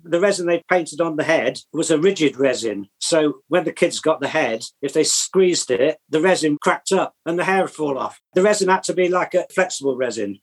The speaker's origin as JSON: {"language": "English", "town": "Oxford", "region": "South East England", "country": "United Kingdom", "tie": "born or raised there", "also_born_or_lived": "Birmingham", "moved": "as an adult", "lives_now": "Swadlincote, United Kingdom", "said": "I was brought up in Oxford till I was 18 yeah, went to college, did product design at Birmingham"}